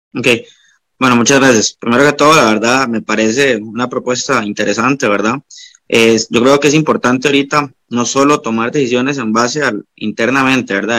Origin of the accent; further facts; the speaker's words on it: Guanacaste, Costa Rica; soy de Guanacaste